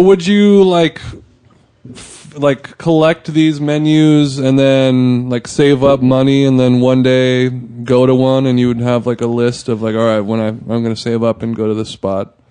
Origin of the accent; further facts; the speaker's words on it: Orange County, California, United States; I'm from Orange County, so I use the word bro